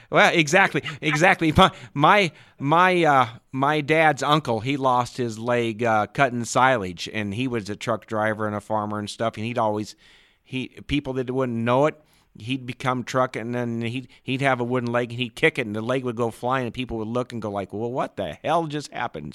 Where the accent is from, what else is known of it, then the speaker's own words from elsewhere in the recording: Ashland, Nebraska, United States; I grew up in Ashland, Nebraska.